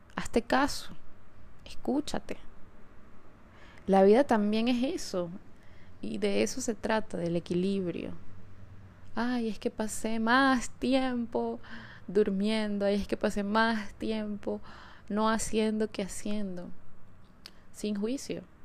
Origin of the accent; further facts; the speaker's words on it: Caracas, Capital District, Venezuela; moved away; episodio lo estoy grabando desde Caracas, desde mi ciudad natal